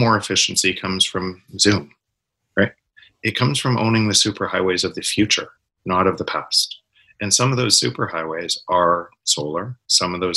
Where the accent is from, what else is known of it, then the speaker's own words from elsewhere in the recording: Canada; I'm from Canada